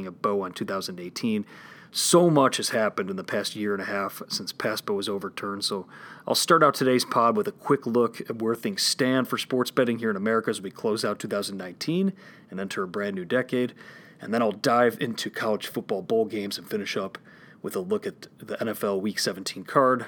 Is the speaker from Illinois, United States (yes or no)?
yes; Illinois, United States; my home state here in Illinois